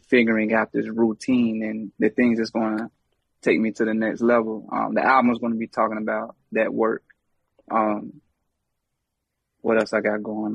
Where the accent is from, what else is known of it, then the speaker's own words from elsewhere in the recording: Charlotte, North Carolina, United States; I'm from Charlotte